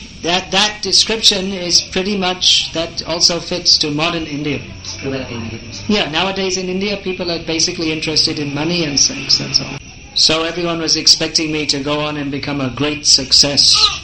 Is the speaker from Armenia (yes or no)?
no; England, United Kingdom; I was born in England